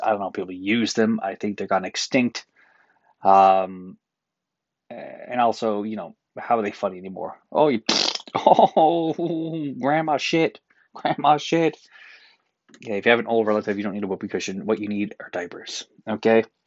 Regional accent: Newfoundland and Labrador, Canada; now in Toronto, Canada; as Newfoundlander, as a pasty white Newfoundlander

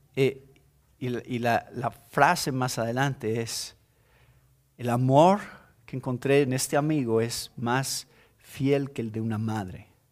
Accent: Mexico; Somos cristianos primero y esa es nuestra identidad primeramente y después somos mexicanos

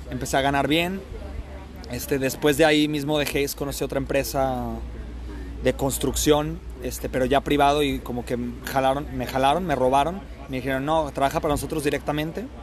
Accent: Colombia; now in Melbourne, Australia; Todero, decimos en Colombia.

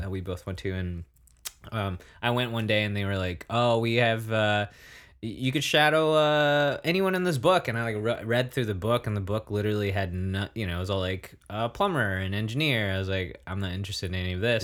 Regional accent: Santa Barbara, California, United States; moved away; also born or lived in Bay Area / Netherlands / Germany; I grew up watching back in Santa Barbara

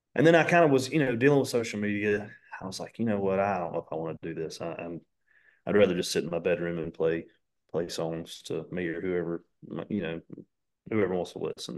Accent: Dallas, North Carolina, United States; when I tell people where I'm from, I'm like, "No, I'm just from Charlotte 'cause nobody knows where Dallas is at."

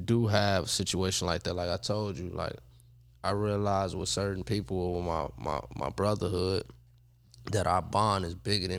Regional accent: Chicago, Illinois, United States; now in Los Angeles, United States; I'm not from L.A., but I'm sort of like an L.A. guy.

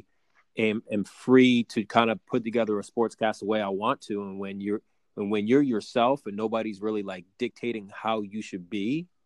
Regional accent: Connecticut, United States; my hometown in Connecticut

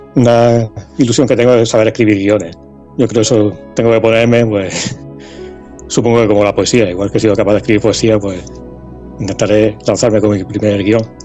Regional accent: Lorca, Region of Murcia, Spain; Aquí en Lorca, por ejemplo, hay muchos. bueno, soy de Lorca

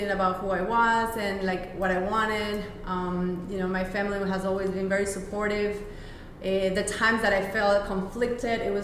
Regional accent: Bolivia; I was born and raised in Bolivia, in South America.

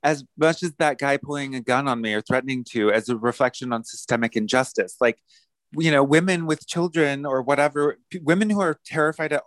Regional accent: Palmdale, California, United States; I'm from Palmdale. I was born in Palmdale

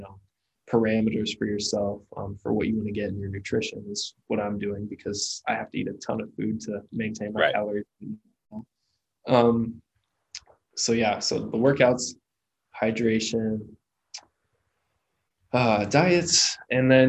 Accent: Muncie, Indiana, United States; my hometown of Muncie, Indiana

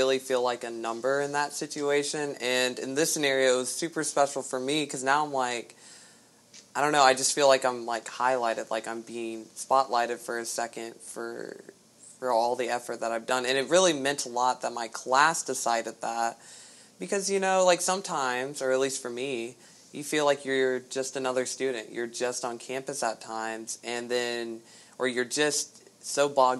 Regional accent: Augusta, Georgia, United States; I'm from Augusta, Georgia, born and raised, been here

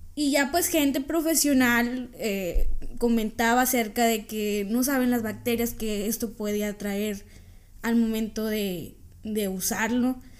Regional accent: Mexico; nosotros, los mexicanos

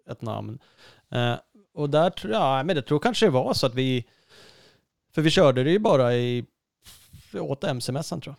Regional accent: Uppsala, Uppsala County, Sweden; han är ju uppväxt där jag är uppväxt utanför Uppsala.

